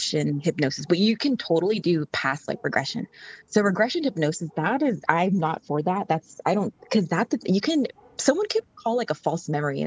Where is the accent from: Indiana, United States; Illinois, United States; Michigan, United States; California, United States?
California, United States; Orange County; also born or lived in Los Angeles, California; I grew up in Orange County, but my family's from Vietnam